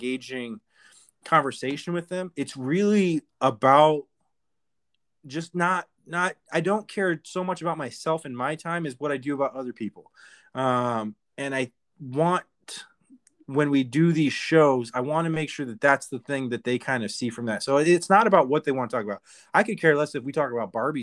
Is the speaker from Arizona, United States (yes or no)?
yes; Arizona, United States; I'm from Arizona too